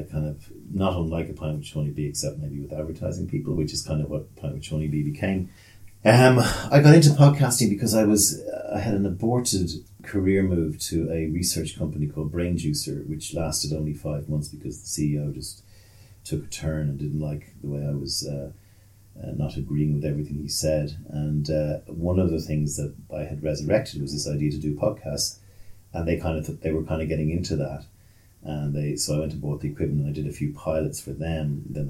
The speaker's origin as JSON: {"language": "English", "region": "Leinster", "country": "Ireland", "accent": "South County Dublin", "said": "Yeah, my accent is South County Dublin. Has spent an awful lot of time in Asia. I spent a lot of time in Asia slowing it down because people couldn't understand me because I spoke too quickly. Then I went to Australia, so I got a bit of that."}